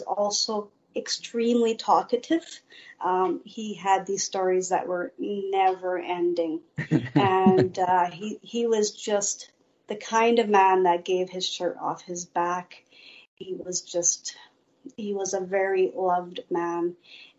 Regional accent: Winnipeg, Manitoba, Canada; also born or lived in Steinbach, Manitoba; I was about 9, we moved to Winnipeg

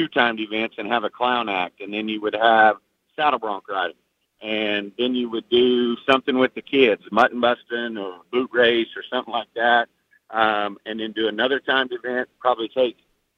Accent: Oklahoma, United States; now in Kansas, United States; I'm from Kansas, and Oklahoma is where I grew up

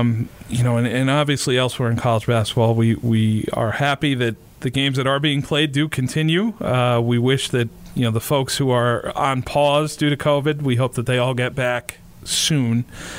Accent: New England, United States; us growing up in New England

